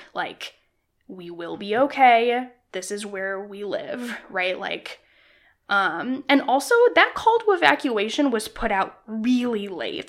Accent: Illinois, United States; I grew up in Illinois

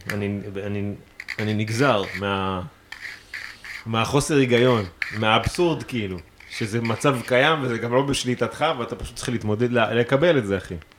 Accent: Israel; אני מישראל

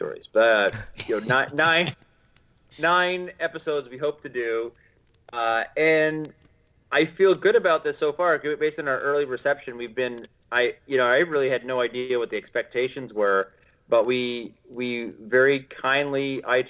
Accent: United States; as an American

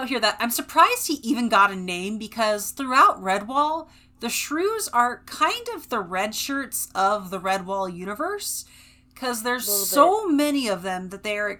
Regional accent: West Coast, United States; also born or lived in Fresno, California; I grew up on the West Coast.

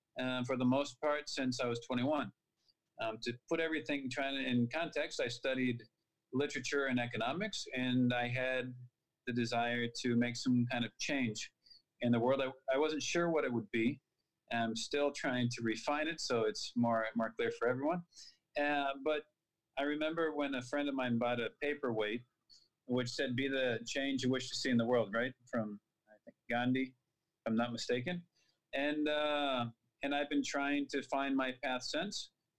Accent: Minnesota, United States; born there; also born or lived in Texas / Arizona; I'm from the United States. I was born in Minnesota, which is quite close to Canada.

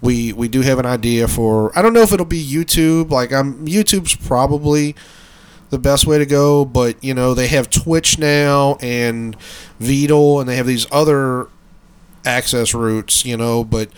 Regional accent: Brooklyn, New York, United States; born there; She comes down from Queens. I was born out in Brooklyn.

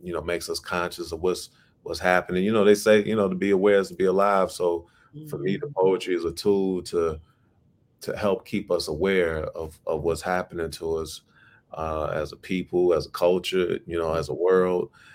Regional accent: Chicago, Illinois, United States; my city, Chicago, you know, my hometown

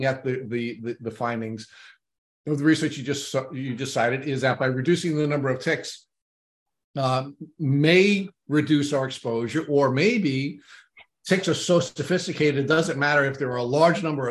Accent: Long Island, New York, United States; I grew up on Long Island.

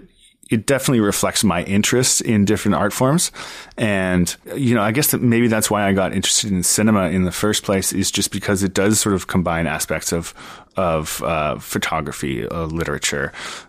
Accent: Ottawa, Ontario, Canada; moved away as an adult; also born or lived in Montreal; I grew up in Ottawa, Ontario

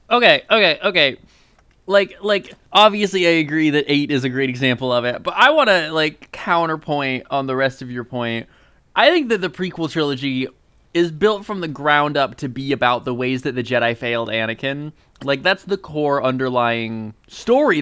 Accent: Indiana, United States; We grew up in the same town as Adam Driver

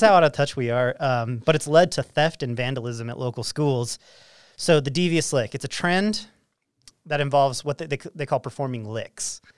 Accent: Roy, Utah, United States; growing up in Roy

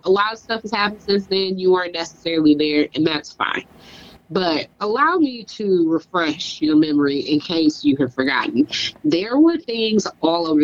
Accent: Michigan, United States; moved away; I'm from Michigan

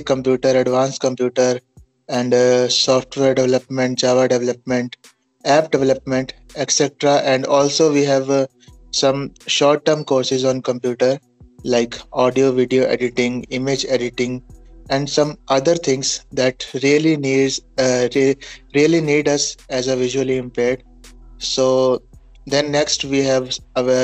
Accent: Punjab, India; I'm from Punjab, India.

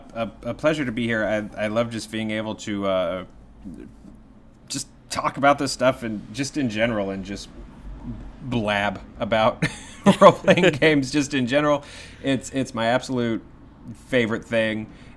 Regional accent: the South, United States; I'm from the South, and they're they are hardy little bastards.

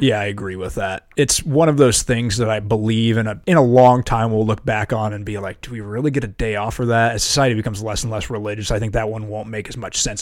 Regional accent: Iowa, United States; moved away; I'm from Iowa

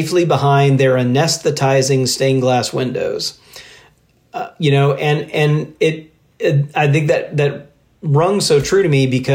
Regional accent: Mississippi, United States; I grew up in Mississippi

